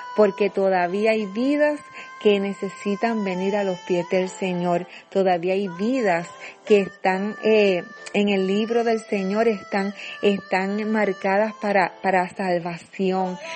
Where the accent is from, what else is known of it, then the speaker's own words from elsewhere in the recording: Puerto Rico; nuestra isla de Puerto Rico